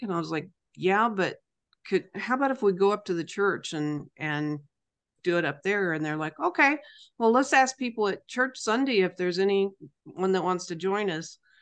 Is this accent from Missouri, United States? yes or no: yes; Rayville, Missouri, United States; Rayville, Missouri. Rayville's not a very big place, but it's a place where I made a business. We live here